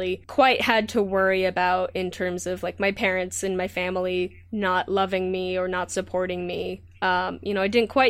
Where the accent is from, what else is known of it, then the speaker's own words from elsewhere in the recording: Southern California, United States; also born or lived in Santa Cruz; the town that I grew up in Southern California is still actually relatively conservative